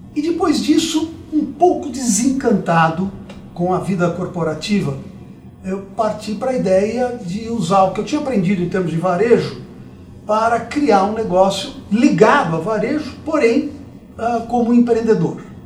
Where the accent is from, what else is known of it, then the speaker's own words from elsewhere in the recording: São Paulo, Brazil; also born or lived in Dois Córregos / Jaú; Eu nasci aqui em São Paulo, mas depois a carreira de promotor, ele passa por diversas cidades do interior antes de voltar para a capital. Uhum. Então nós acabamos morando em Dois Córregos, Jaú, até chegar em São Paulo de novo. E aqui em São Paulo, eu estudei muito tempo